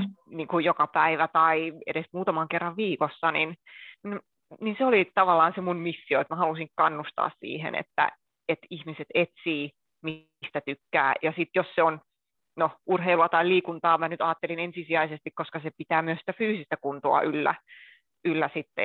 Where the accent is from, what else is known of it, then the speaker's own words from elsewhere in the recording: Akaa, Pirkanmaa, Finland; now in Helsinki, Finland; Tällä hetkellä asun Helsingissä. Alun perin oon kotoisin Pirkanmaalta, Akaan Toijalasta, eli pienen kaupungin ihmisiä